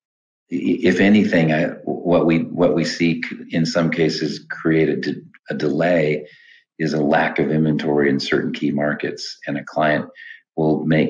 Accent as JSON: {"language": "English", "region": "Midwest", "country": "United States", "tie": "born or raised there", "moved": "yes", "lives_now": "Atlanta, United States", "said": "I grew up in the Midwest with corn and soybeans and hogs and cows"}